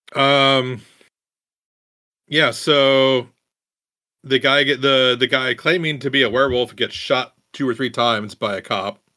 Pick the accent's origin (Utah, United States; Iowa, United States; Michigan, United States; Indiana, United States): Iowa, United States; I grew up in Iowa